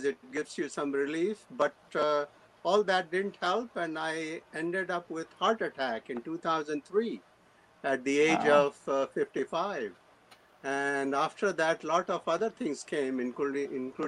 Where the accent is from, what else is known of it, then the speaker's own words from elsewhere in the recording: India; moved away as an adult; now in United States; I was born in India in 1948